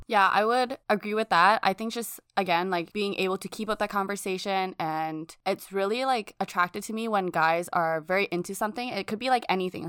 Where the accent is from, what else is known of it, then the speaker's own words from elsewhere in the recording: Australia; I was born in Australia